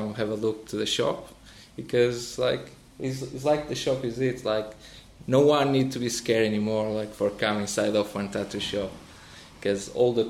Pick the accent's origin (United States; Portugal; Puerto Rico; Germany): Portugal; also born or lived in Sunninghill, Ascot; now in United Kingdom; I'm from Portugal